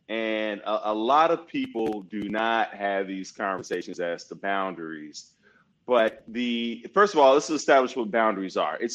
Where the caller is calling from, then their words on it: Loreto, Baja California Sur, Mexico; Uh, I'm in Loreto, Mexico. Um, it's like 90 minutes south of San Diego uh, by by uh, flight, by plane.